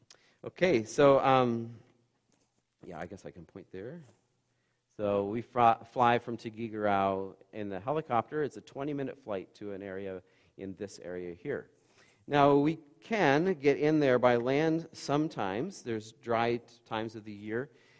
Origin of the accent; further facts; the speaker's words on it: Bancroft, Ontario, Canada; I grew up in Bancroft. We have 4,000 people there, and a bit of a culture shock just in that area alone